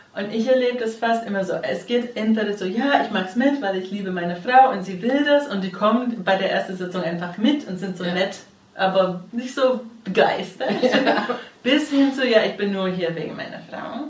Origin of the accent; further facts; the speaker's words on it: United States; now in Germany; ich bin Amerikanerin